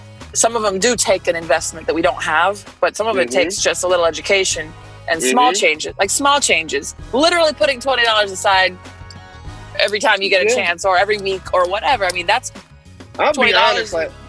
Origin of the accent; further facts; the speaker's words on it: New Orleans, Louisiana, United States; I'm from New Orleans, or I claim New Orleans. I'm from all over